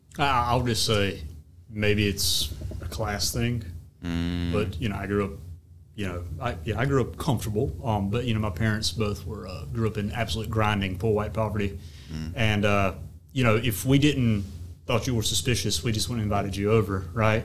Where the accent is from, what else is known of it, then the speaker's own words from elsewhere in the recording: the South, United States; accent: Southern; how Southerners understand ourselves